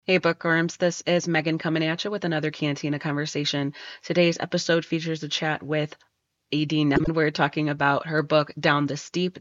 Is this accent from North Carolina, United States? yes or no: no; Berwyn, Illinois, United States; I grew up in Berwyn